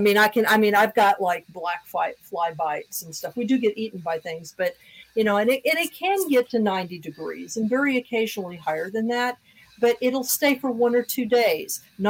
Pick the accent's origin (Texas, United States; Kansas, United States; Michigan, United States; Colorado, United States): Kansas, United States; moved away as an adult; I'm from Kansas too.